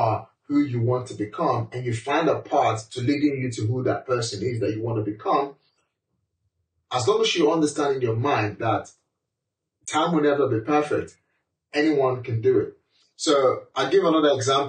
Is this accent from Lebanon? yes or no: no; Nigeria; moved away as an adult; now in United Kingdom; as a black man, as a Nigerian, you know, as an immigrant